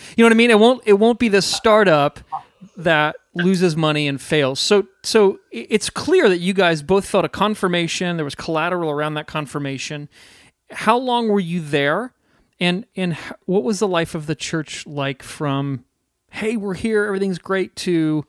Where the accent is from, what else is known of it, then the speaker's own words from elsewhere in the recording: United States; I can only speak as an American